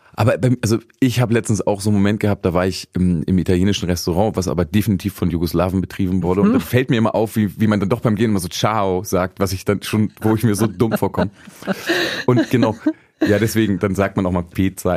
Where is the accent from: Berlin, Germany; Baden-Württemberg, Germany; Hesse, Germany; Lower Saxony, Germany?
Lower Saxony, Germany; Braunschweig region; ich bin ja aus der Region Braunschweig